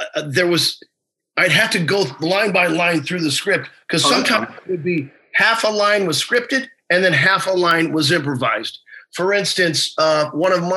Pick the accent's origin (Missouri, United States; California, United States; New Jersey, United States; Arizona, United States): Missouri, United States; I'm from Missouri